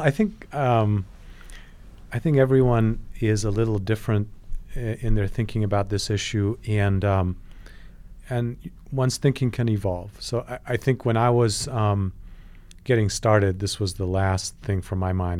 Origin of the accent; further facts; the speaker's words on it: Poland; now in United States; I was born in Poland